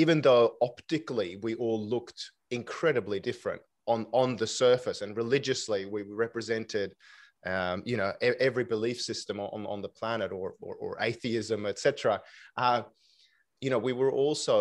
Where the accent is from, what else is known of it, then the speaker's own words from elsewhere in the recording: Stockholm, Stockholm County, Sweden; accent: Swedish Australian; now in Sydney, Australia; When I lived in Stockholm, I grew up in Stockholm